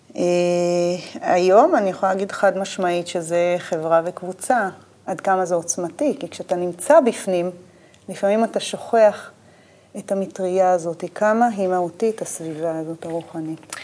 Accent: Urim, Southern District, Israel; moved away as an adult; also born or lived in Beersheba; בדרום אני אה, נולדתי, גדלתי, יותר נכון, בקיבוץ אורים. נולדתי בבאר שבע, בבית החולים שם, סורוקה

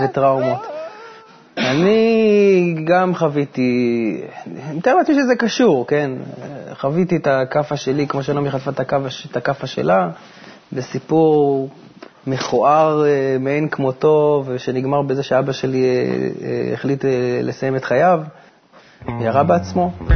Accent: Haifa, Haifa District, Israel; moved away as an adult; also born or lived in United States; ואנחנו בכלל חיפאים במקור

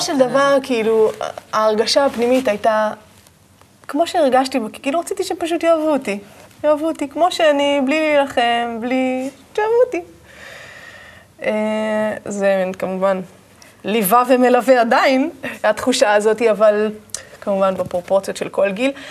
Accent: Manara, Northern District, Israel; moved away; also born or lived in Ashdod; גדלתי בקיבוץ מנרה, שזה קודם כל אה, קיבוץ שנמצא ממש אה, בגבול הצפון

